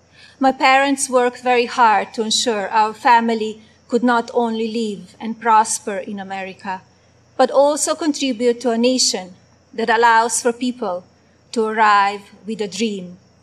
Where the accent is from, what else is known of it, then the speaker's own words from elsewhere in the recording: Slovenia; moved away as an adult; now in United States; I was born in Slovenia, a small, beautiful, and then communist country in Central Europe.